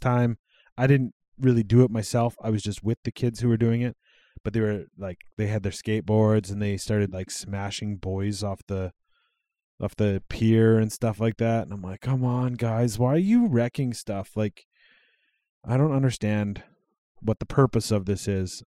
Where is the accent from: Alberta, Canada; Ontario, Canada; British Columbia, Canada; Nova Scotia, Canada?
Alberta, Canada; Cold Lake; also born or lived in Regina, Saskatchewan; I moved from Cold Lake to Sylvan Lake when I was twelve